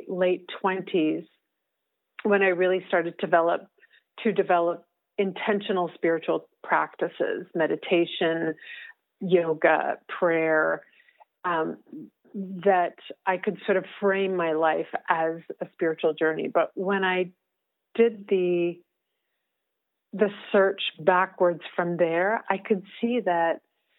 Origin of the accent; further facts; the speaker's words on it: Whitehorse, Yukon, Canada; moved away; I was back in Whitehorse, which is my hometown